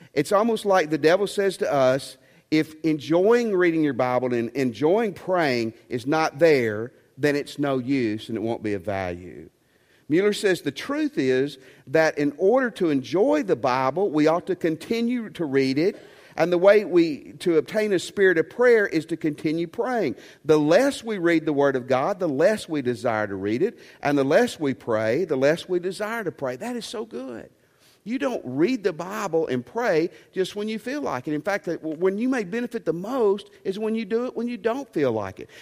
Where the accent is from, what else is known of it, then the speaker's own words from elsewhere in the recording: Tennessee, United States; I'm from Tennessee